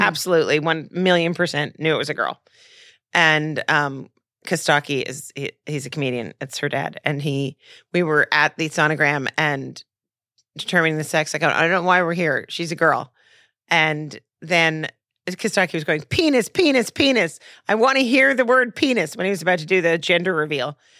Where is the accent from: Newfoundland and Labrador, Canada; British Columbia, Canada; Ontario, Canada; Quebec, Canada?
Quebec, Canada; Montreal; moved away; I'm from Montreal